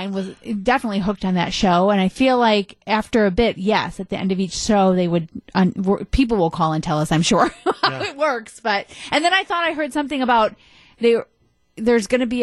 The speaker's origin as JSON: {"language": "English", "town": "Minneapolis–Saint Paul", "region": "Minnesota", "country": "United States", "tie": "born or raised there", "moved": "yes", "said": "I grew up in the Twin Cities."}